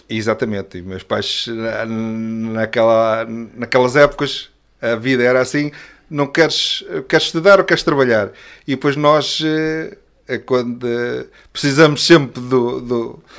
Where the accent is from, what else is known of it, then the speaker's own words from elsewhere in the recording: Azeres, Lisbon, Portugal; somos da mesma, da mesma aldeia, da Azeres, já a conhecia desde, desde a escola